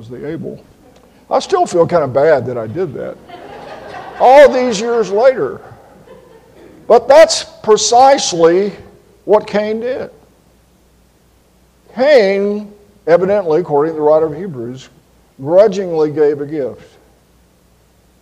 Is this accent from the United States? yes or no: yes; Tallahassee, Florida, United States; I grew up in Tallahassee, Florida